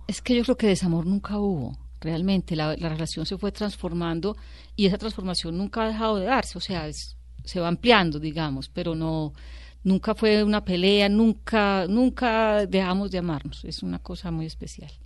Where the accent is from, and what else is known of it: Medellín, Antioquia, Colombia; born or raised there; also born or lived in Sonsón